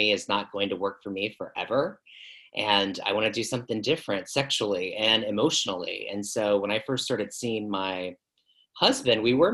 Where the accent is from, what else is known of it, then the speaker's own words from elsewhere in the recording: Southeast Virginia, United States; moved away as an adult; I'm from Southeast Virginia